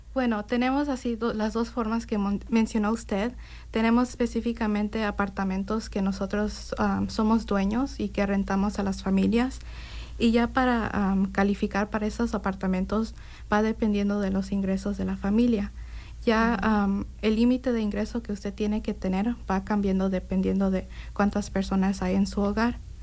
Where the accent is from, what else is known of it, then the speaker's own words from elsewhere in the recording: Indianapolis, Indiana, United States; also born or lived in Bloomington, Indiana; originalmente soy de Indianapolis, Indiana, y estudio aquí ahorita en IU